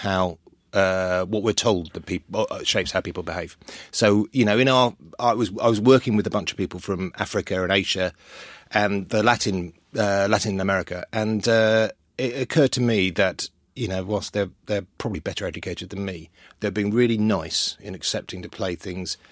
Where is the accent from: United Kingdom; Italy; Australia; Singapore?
United Kingdom; London; also born or lived in Wales; I grew up in North London